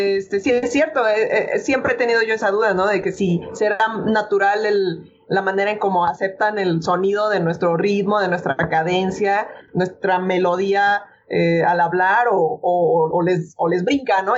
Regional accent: Mexico City, Mexico; moved away as an adult; me regresé a mi ciudad natal, que es la Ciudad de México

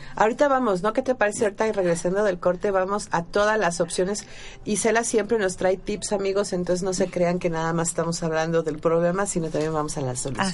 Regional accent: Mexico; nosotros como mexicanos

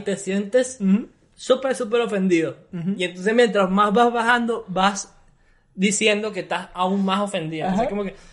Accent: Venezuela; Yo sí me siento orgulloso de ser venezolano

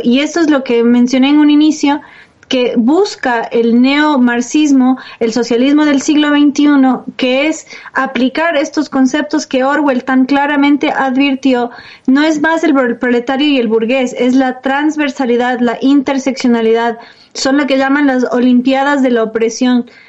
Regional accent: Quito, Pichincha, Ecuador; Quito, de donde soy yo

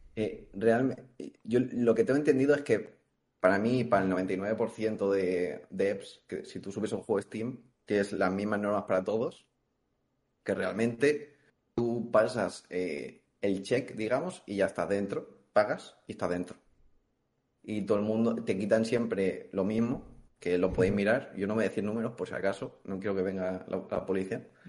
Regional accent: Valencia, Valencian Community, Spain; soy de Valencia

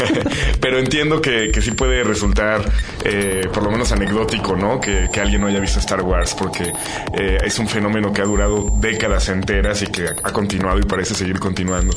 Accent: Mexico City, Mexico; estuve en la Ciudad de México en los años 80

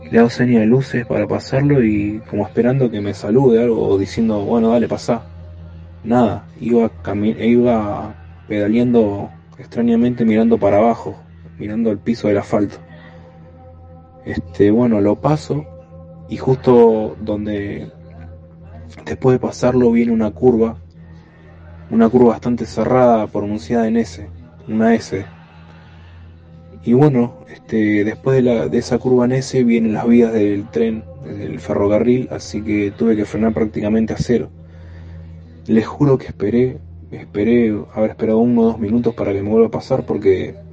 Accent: Buenos Aires, Argentina; soy de Buenos Aires.

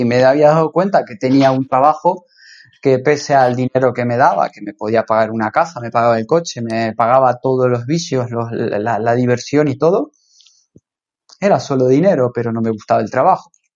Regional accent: Rosario, Santa Fe, Argentina; moved away as an adult; now in Ibiza, Spain; Yo soy argentino, eh, nací en Rosario, la ciudad de Rosario iba al colegio Pestalozzi

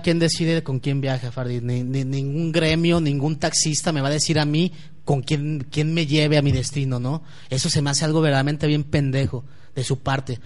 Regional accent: Guadalajara, Jalisco, Mexico; como ciudadano tapatío y como ciudadano mexicano

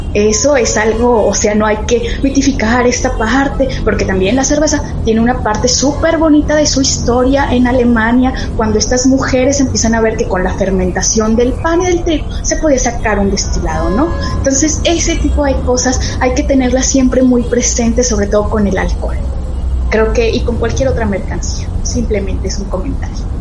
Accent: Mexico City, Mexico; now in Zacatecas, Mexico; yo soy de la Ciudad de México, pero tengo añísimos viviendo en Zacatecas.

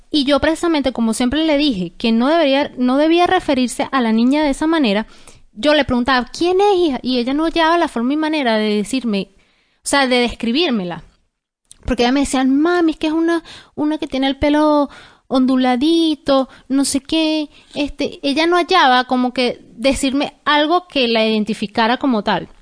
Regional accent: Venezuela; moved away; nosotros como venezolanos

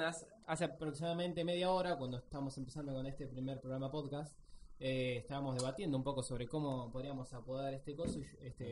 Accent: Mar del Plata, Buenos Aires Province, Argentina; Somos de Mar Plata

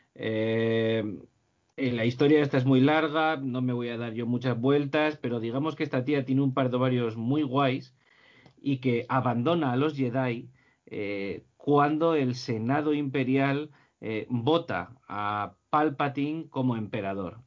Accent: Gijón, Asturias, Spain; Gijón donde yo nací

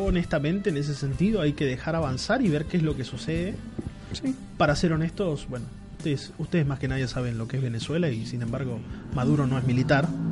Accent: Argentina; como argentinos

